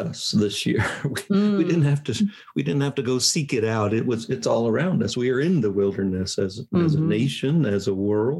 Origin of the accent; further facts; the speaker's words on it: Indiana, United States; moved away; I'm from Indiana.